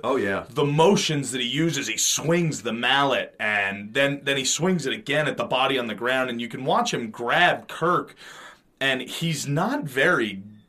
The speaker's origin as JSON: {"language": "English", "area": "the Poconos", "region": "Pennsylvania", "country": "United States", "said": "Maybe it's because we're from the Poconos."}